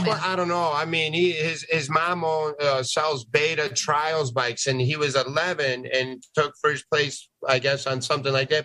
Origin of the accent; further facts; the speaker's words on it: Tucson, Arizona, United States; I grew up in Tucson